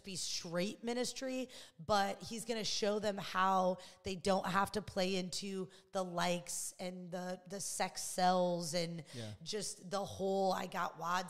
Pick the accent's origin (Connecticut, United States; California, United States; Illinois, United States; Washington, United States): Illinois, United States; now in Los Angeles, United States; I'm from Illinois